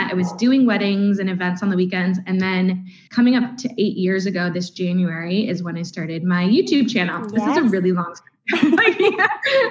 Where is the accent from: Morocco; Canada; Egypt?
Canada; accent: Canadian; moved away as an adult; now in Northern Ireland, United Kingdom; I'm obviously Canadian. I think that comes across with my accent